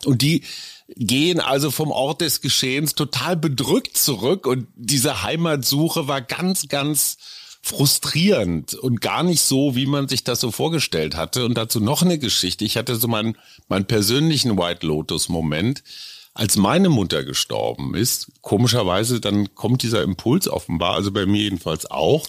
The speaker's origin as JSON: {"language": "German", "town": "Münster", "region": "North Rhine-Westphalia", "country": "Germany", "tie": "born or raised there", "also_born_or_lived": "Lower Saxony", "moved": "yes", "lives_now": "Berlin, Germany", "said": "ich bin in Münster aufgewachsen, die Wurzeln sind in Niedersachsen, ich lebe seit einem Vierteljahrhundert in Berlin."}